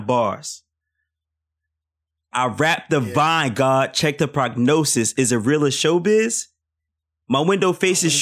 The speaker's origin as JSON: {"language": "English", "town": "Philadelphia", "region": "Pennsylvania", "country": "United States", "tie": "born or raised there", "said": "I grew up in Philly"}